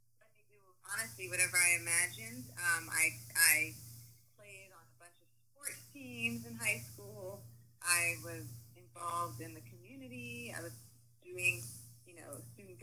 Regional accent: Washington, District of Columbia, United States; moved away as an adult; also born or lived in New York City; now in Los Angeles, United States; I'm originally from Washington, D.C. I grew up in Chocolate City.

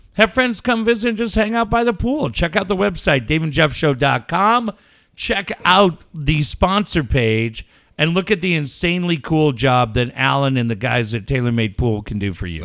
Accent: California, United States; also born or lived in London; I'm from California

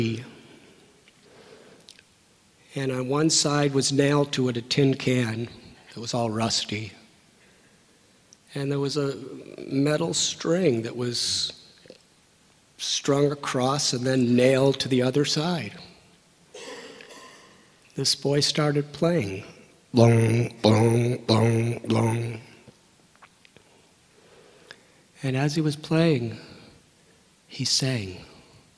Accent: Northern Illinois, United States; moved away as an adult; I was born and raised in Northern Illinois

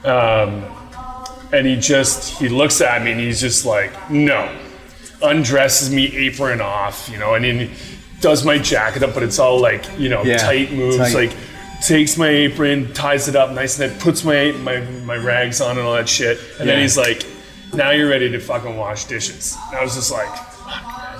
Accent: Niagara, Ontario, Canada; I'm from Niagara.

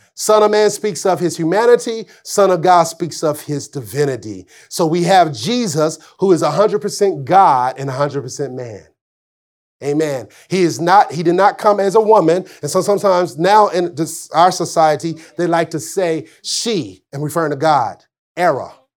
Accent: Arkansas, United States; I'm from Arkansas

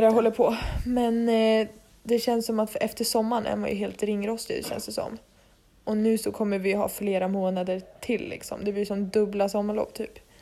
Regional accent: Dalarna County, Sweden; moved away as an adult; now in Stockholm, Sweden; satt vi ju hemma i Dalarna

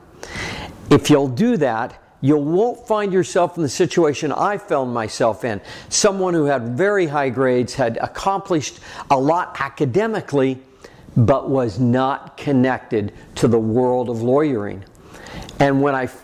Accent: Red Lodge, Montana, United States; I was from Red Lodge, Montana

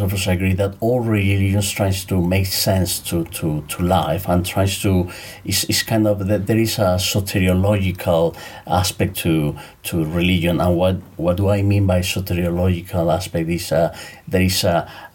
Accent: Mexico; moved away as an adult; also born or lived in Cambridge, United Kingdom / Mexico City; now in Valencia, Spain; I'm originally from Mexico, but I moved from Mexico in 2004 and lived in the UK in Cambridge around 11 years

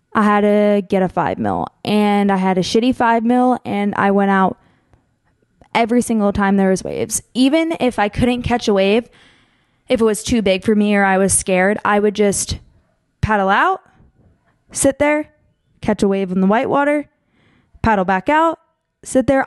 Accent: Pennsylvania, United States; moved away; also born or lived in Monmouth Beach, New Jersey; I grew up in Pennsylvania

